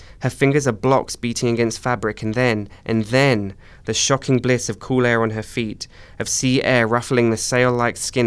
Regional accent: Essex, East of England, United Kingdom; also born or lived in Cyprus / London; I was born in Cyprus, but I moved to England when I was about 5 years old. Cool. And I grew up in a county just outside of London. It's called Essex.

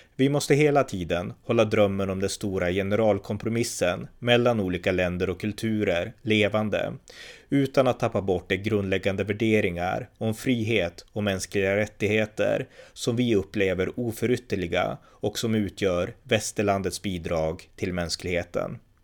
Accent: Sweden; man kan tycka som svensk att det här är besynnerligt, så här gör vi inte i Sverige.

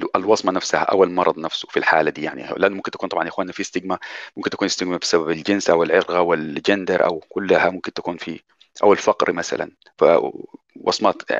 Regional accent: Sudan; زمان عندنا في السودان

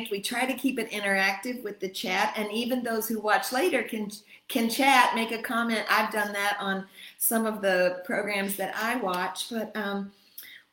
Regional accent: United States; also born or lived in Texas / Michigan; now in Rome, Italy; I'm from U.S., Texas, Michigan

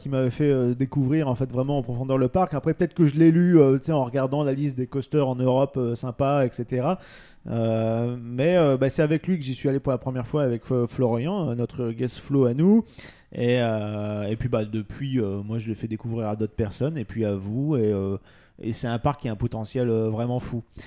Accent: France

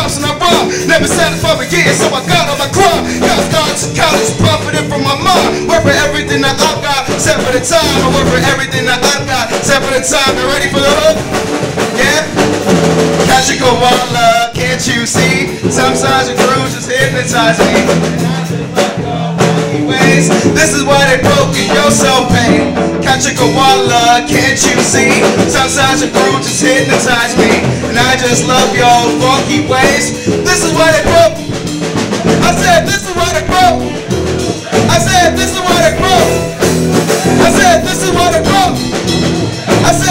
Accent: Boston, Massachusetts, United States; moved away as an adult; now in Sacramento, United States; I am from Boston, Massachusetts.

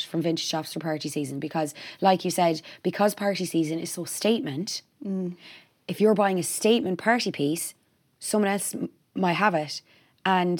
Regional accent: Ireland; as Irish people

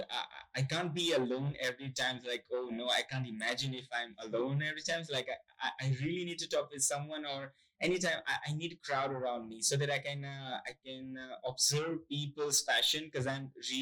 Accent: Gujarat, India; moved away as an adult; now in Kingston, Canada; I'm from India and the west part of India called Gujarat

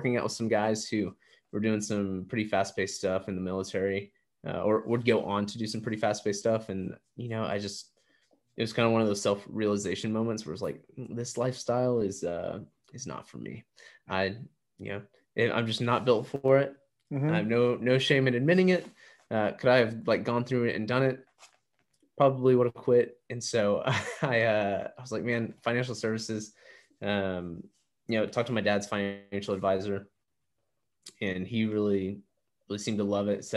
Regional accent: Kingwood, Texas, United States; also born or lived in Arizona; now in Austin, United States; I grew up in a little town called Kingwood, Texas, which is the northeast side of Houston

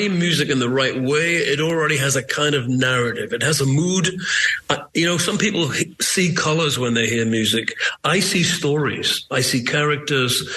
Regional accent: Newcastle upon Tyne, North East England, United Kingdom; I'm from Newcastle

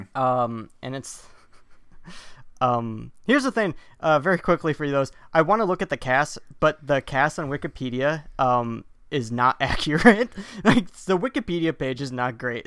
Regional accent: Wisconsin, United States; I'm from Wisconsin.

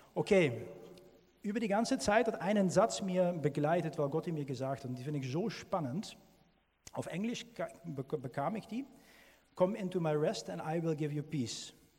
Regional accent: Netherlands; German is a second language; now in Germany; als Niederländer

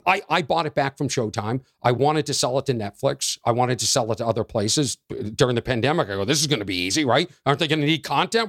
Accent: Boston, Massachusetts, United States; we're both from Boston

